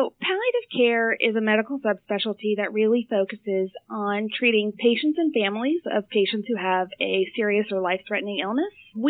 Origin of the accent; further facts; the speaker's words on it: Northern Virginia, United States; also born or lived in Washington, D.C. / South Florida; now in Richmond, United States; So I was born in Washington, D.C., but I grew up in Northern Virginia.